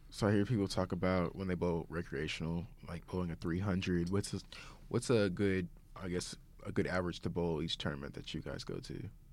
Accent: Tulsa, Oklahoma, United States; moved away as an adult; also born or lived in Broken Arrow, Oklahoma; now in Saint Charles, United States; we both stayed from Tulsa

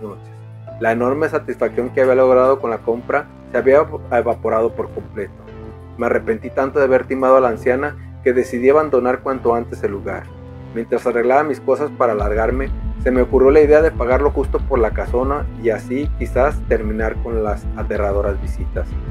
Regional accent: Manzanillo, Colima, Mexico; escritor cinematográfico nacido en Manzanillo, Colima

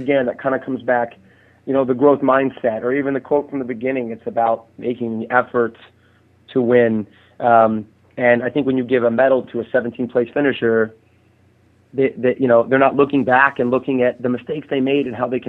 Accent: Houston, Texas, United States; born there; now in San Diego, United States; I live in San Diego, California. I was born in Houston, you know, which is Clear Lake

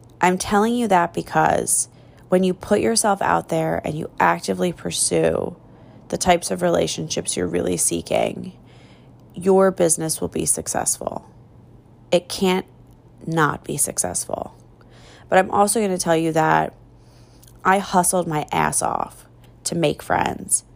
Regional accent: Philadelphia, Pennsylvania, United States; accent: trashy; moved away as an adult; now in Phoenix, United States; I'm from Philadelphia. I grew up on the East Coast. If you can't tell by the hints of a trashy accent that come out

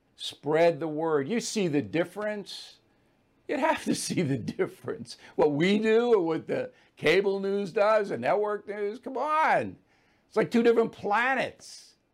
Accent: Levittown, New York, United States; moved away; I came from Levittown. There's not a lot of white privilege in Levittown. All right, if, if you had walked into my house Three bedroom, one bath, no air conditioning, as modest

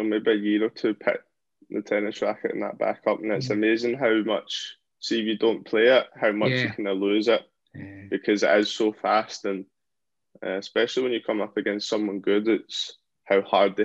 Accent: Helensburgh, Scotland, United Kingdom; I'm from Helensburgh. So my local club

